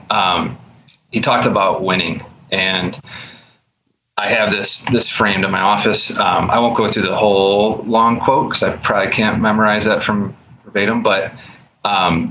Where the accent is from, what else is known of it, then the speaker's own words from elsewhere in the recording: Buffalo, New York, United States; I'm from Buffalo, New York